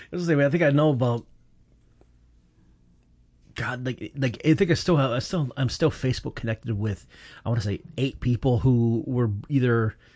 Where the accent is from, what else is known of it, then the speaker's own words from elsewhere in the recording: Flint, Michigan, United States; moved away as an adult; also born or lived in Ann Arbor, Michigan; now in Portland, United States; born and raised in Michigan, mm-hmm. In the scenic storied town that is Flint, Michigan.